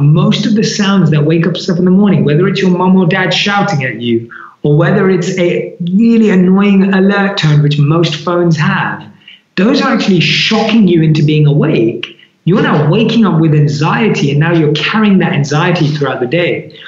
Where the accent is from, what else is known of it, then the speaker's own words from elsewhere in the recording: London, United Kingdom; I'm born and raised in London. I grew up liking anything an average Londoner is into